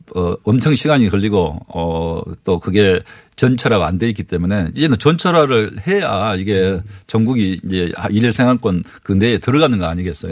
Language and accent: Korean; Wando, South Jeolla, South Korea; 어렸을 때 제가 네. 완도 전남 완도 출신인데